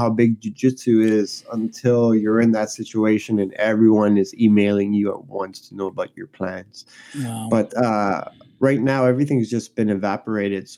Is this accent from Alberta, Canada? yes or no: no; Montreal, Quebec, Canada; I'm from Montreal, Canada